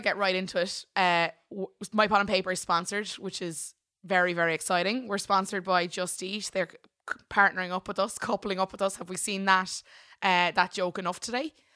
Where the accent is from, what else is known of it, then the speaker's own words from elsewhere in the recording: Ireland; we're Irish